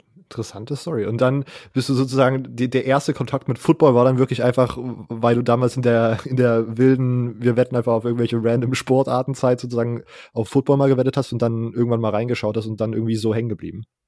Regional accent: Leipzig, Saxony, Germany; ich komme aus Leipzig, aus so einer größeren Stadt

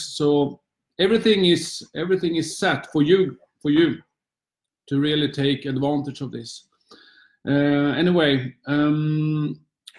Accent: Sweden; also born or lived in Luxembourg; now in London, United Kingdom; Since I was a little boy in Sweden

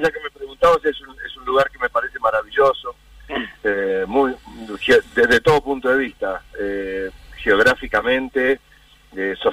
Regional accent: Argentina; somos los argentinos

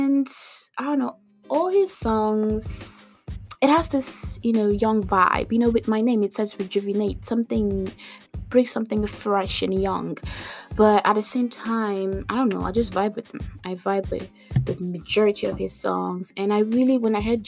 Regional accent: Nigeria; I'm from Nigeria

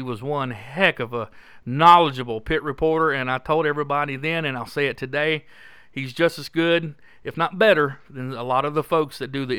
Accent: Pulaski, Virginia, United States; moved away as an adult; also born or lived in Radford; Being my hometown, you know, that's where I grew up, just down the road at Pulaski. Graduated Pulaski County High School, class of 1985.

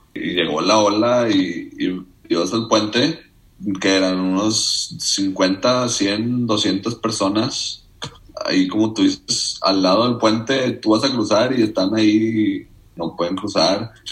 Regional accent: Nuevo Laredo, Tamaulipas, Mexico; also born or lived in Monterrey, Nuevo León / Iowa, United States; cumplí nueve y me vine para, Nuevo Laredo. Y pues, desde entonces hasta acabar prepa

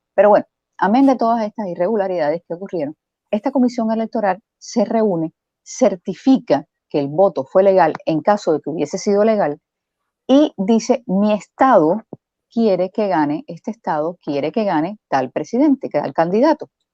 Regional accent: Cuba; moved away; Yo soy cubana

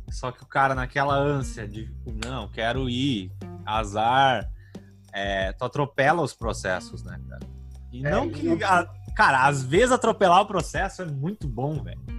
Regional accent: Rio Grande do Sul, Brazil; eu sou do Rio Grande do Sul também

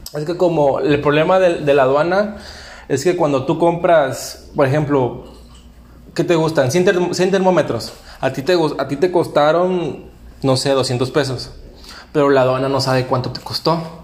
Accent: Veracruz, Mexico; moved away as an adult; now in Cancún, Mexico; trabajé en hotelería desde que llegué a Cancún, yo soy de Veracruz

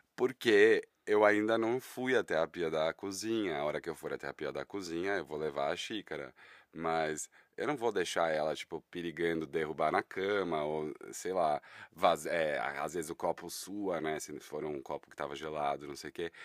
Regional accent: São Paulo, Brazil; Eu tenho 36 anos e sou daqui de São Paulo

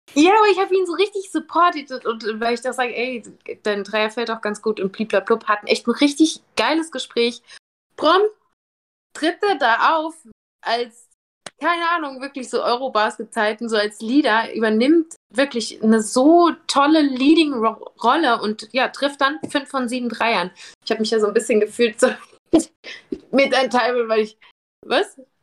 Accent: Germany; wo ich her bin, und ich sag, "Ja, von Germany."

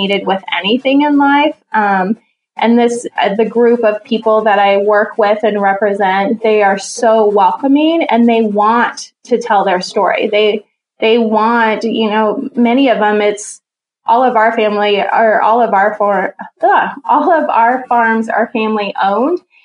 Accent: Jerome, Idaho, United States; So I grew up in Jerome, Idaho, and that area is called the Magic Valley.

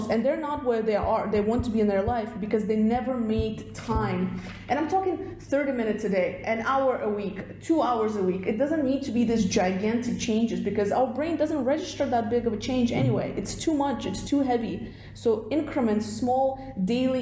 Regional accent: Russia; moved away; originally I'm from Russia, so when we were growing up in like the Soviet Union state

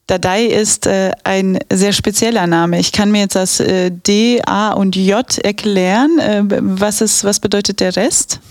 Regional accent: Bavaria, Germany; now in Aachen, Germany; ich bin gebürtige Bayerin, wie man unschwer erkennen kann, und halb Polin, halb Araberin

